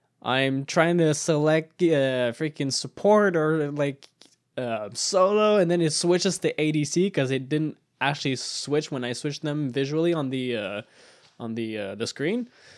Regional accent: Canada; French-Canadian. I'm Canadian.

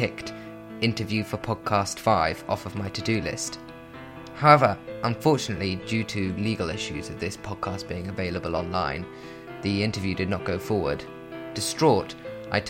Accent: London, United Kingdom; As a Londoner

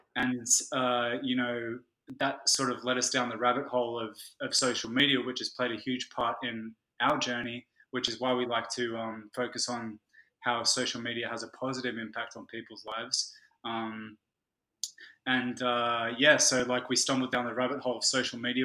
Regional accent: Australia; also born or lived in London; I'm Australian

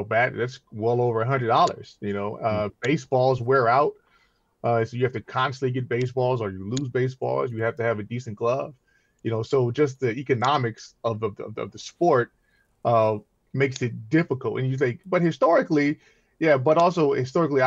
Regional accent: Compton, California, United States; I grew up in Compton

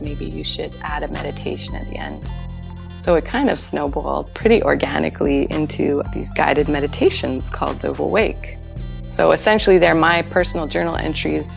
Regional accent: Winnipeg, Manitoba, Canada; moved away as an adult; also born or lived in Vancouver; I'm originally from Winnipeg, Manitoba

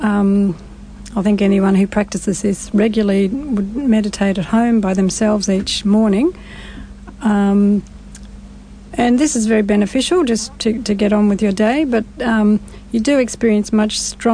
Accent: Sydney, New South Wales, Australia; also born or lived in Blue Mountains; I was born in Sydney

